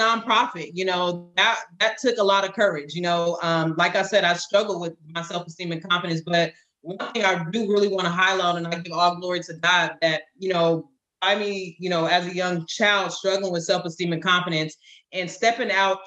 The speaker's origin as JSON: {"language": "English", "region": "California", "country": "United States", "tie": "born or raised there", "moved": "as an adult", "lives_now": "North Carolina, United States", "said": "I was born and raised in California. We now relocated to North Carolina"}